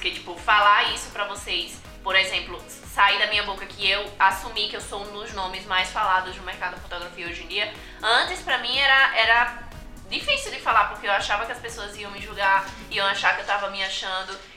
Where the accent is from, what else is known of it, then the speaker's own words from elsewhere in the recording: Northeast Region, Brazil; eu vim do Nordeste de família pobre